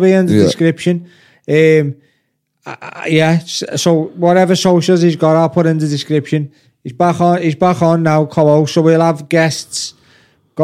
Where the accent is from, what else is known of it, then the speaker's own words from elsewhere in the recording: Liverpool, North West England, United Kingdom; when you're from Liverpool, I'd never move out of Liverpool